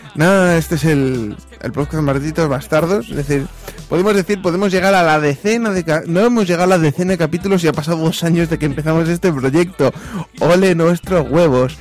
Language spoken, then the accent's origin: Spanish; Castile and León, Spain; soy leonés